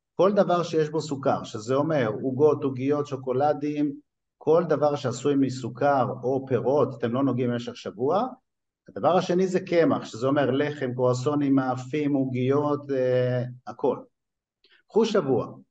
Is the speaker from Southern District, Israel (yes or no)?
no; Netanya, Central District, Israel; also born or lived in Tripoli, Libya (ancestry); אני טריפוליטאי מנתניה